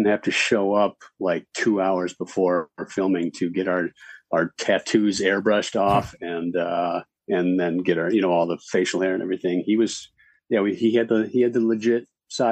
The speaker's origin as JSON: {"language": "English", "region": "Minnesota", "country": "United States", "also_born_or_lived": "Denver", "moved": "as an adult", "lives_now": "Los Angeles, United States", "said": "I played basketball growing up, so. Mm-hmm. But I'm from Minnesota."}